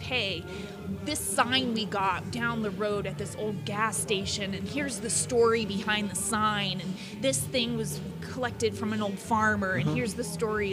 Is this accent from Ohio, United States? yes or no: yes; Ohio, United States; I'm from Ohio